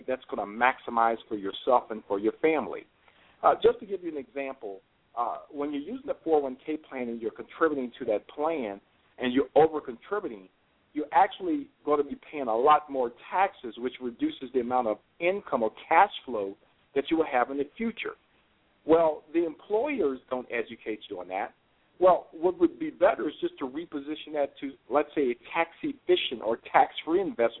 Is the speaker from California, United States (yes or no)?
no; Richmond, Virginia, United States; I grew up in Richmond, Virginia